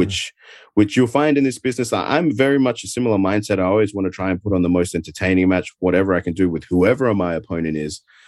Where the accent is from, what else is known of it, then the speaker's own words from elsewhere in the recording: Adelaide, South Australia, Australia; accent: Adelaide; moved away as an adult; now in United States; my hometown of Adelaide